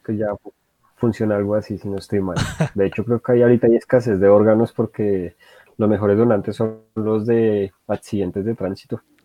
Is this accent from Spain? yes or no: no; Colombia; yo me imagino que de la mayoría de colombianos